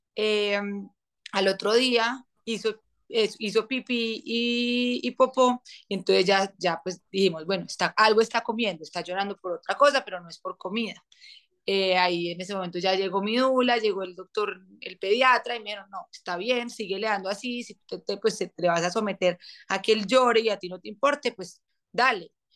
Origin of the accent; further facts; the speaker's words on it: Manizales, Caldas, Colombia; nos vinimos a vivir a Manizales, de donde yo soy, de donde somos mi esposo y yo